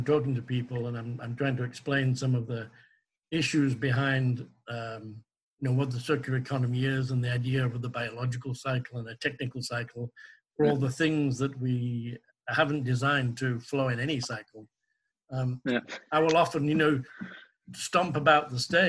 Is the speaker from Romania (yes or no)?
no; England, United Kingdom; as an English person